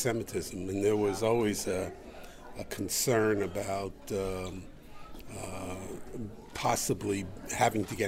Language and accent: English; New York City, New York, United States; also born or lived in Germany; So I grew up in Brooklyn, New York